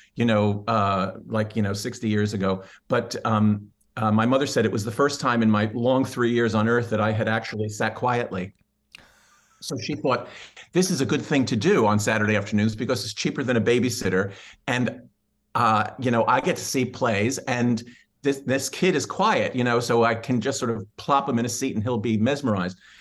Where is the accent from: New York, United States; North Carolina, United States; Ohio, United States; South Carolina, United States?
New York, United States; New York City; I'm a born, born and bred New Yorker. Uh, and, uh, I was born in Manhattan, and, uh, I grew up in the, on the, uh, on the Upper West Side